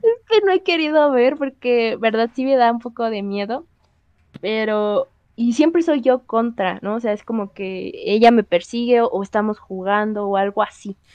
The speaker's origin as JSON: {"language": "Spanish", "area": "Xochimilco", "region": "Mexico City", "country": "Mexico", "said": "somos de Xochimilco"}